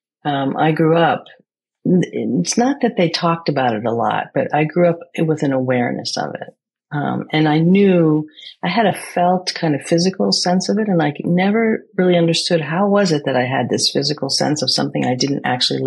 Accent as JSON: {"language": "English", "country": "United States", "tie": "born or raised there", "said": "I grew up in America, inside a Greek community in an American culture."}